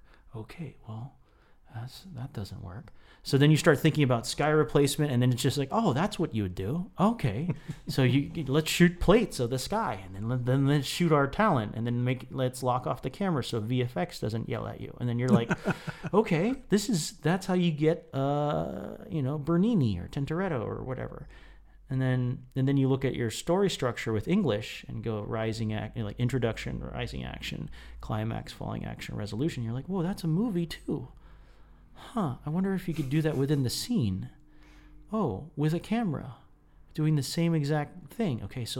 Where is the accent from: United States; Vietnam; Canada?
United States; Florida; I come from Central Florida, which is like, who comes from Central Florida? Right in the shadow of the Walt Disney World there.